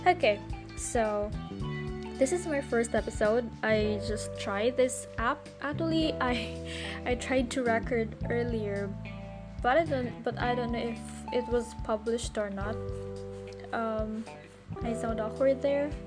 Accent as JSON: {"language": "English", "town": "Davao City", "region": "Davao Region", "country": "Philippines", "said": "I'm from the Philippines. Basically, I lived in Davao City from Mindanao where life is here. And then I am 25 years old."}